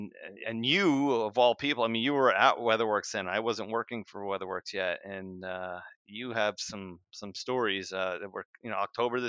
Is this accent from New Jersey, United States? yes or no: yes; New Jersey, United States; moved away; I used to go to Seaside Heights growing up as a kid because I grew up in New Jersey.